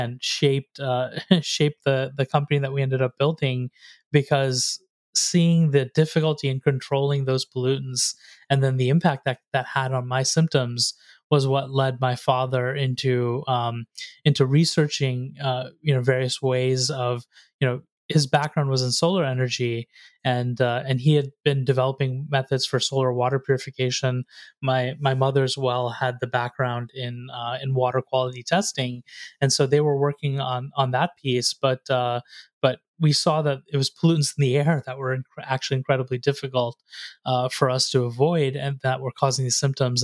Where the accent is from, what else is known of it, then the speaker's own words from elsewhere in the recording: North Carolina, United States; I grew up there in North Carolina